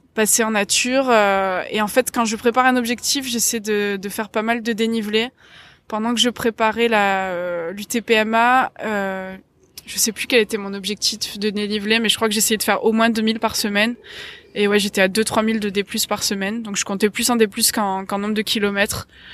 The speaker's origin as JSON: {"language": "French", "town": "Marseille", "region": "Provence-Alpes-Côte d'Azur", "country": "France", "tie": "born or raised there", "said": "j'ai grandi à Marseille, enfin j'ai grandi juste à côté de Marseille jusqu'à mes 8 ans et ensuite en, centre-ville"}